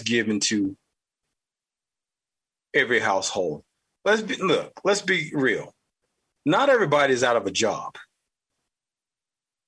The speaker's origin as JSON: {"language": "English", "region": "the South", "country": "United States", "accent": "southern", "said": "my southern accent"}